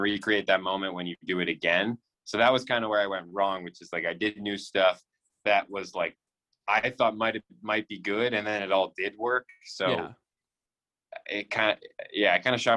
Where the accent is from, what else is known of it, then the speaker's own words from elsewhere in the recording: Philadelphia, Pennsylvania, United States; moved away as an adult; also born or lived in Santa Barbara; now in New York, United States; I'm from Philly